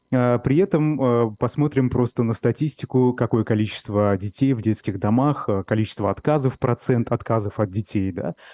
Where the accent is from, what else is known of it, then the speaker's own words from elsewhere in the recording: Bashkortostan, Russia; Вот я, как э, уроженец Республики Башкортостан, могу подтвердить, что бытовая ксенофобия – это очень распространенное явление в России